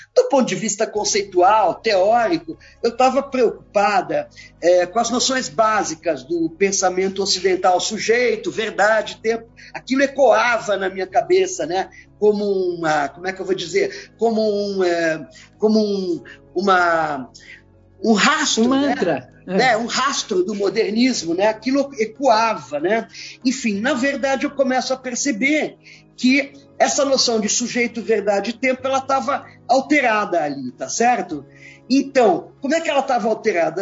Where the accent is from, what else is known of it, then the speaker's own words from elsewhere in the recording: Brazil; nos tratou como brasileiros, latino-americanos mesmo